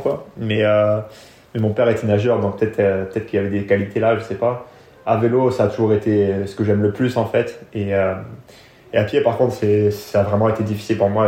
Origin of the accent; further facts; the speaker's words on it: France; also born or lived in England; la, France, c'est là où j'ai grandi